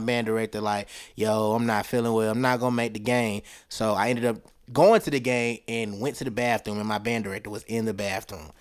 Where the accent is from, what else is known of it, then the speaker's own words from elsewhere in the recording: Tuscaloosa, Alabama, United States; also born or lived in Huntsville, Alabama; I was born and raised in Tuscaloosa, Alabama, home of the Crimson Tide